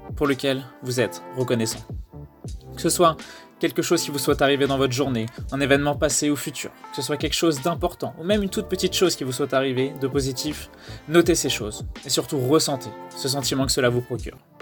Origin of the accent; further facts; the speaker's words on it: France; on est français